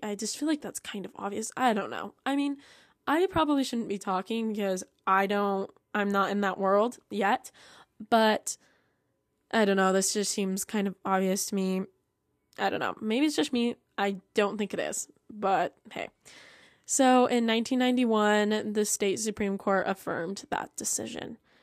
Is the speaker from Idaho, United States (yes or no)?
yes; Idaho, United States; my home state